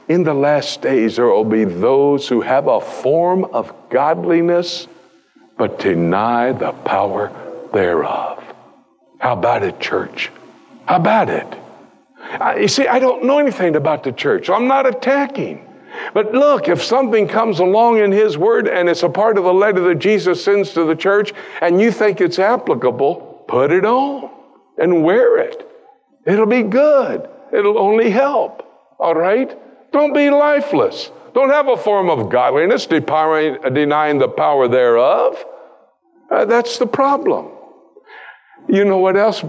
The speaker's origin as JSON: {"language": "English", "country": "United States", "said": "I come from the United States where it's even worse"}